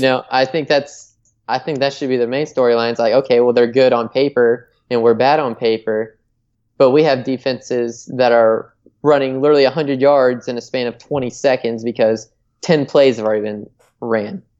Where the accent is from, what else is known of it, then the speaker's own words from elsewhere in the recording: Michigan, United States; my home state here. I'm going to go with Michigan